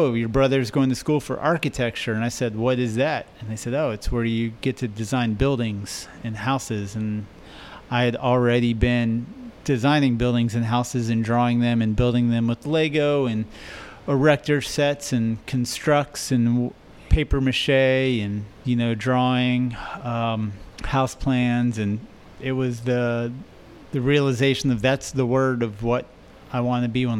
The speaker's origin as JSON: {"language": "English", "town": "Houston", "region": "Texas", "country": "United States", "tie": "born or raised there", "said": "I am from Houston, born and raised"}